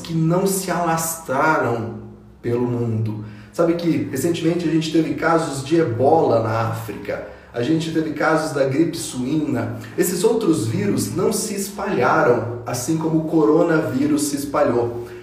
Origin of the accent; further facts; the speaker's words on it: São José dos Campos, São Paulo, Brazil; eu sou nascido em São José dos Campos, uma cidade do interior de São Paulo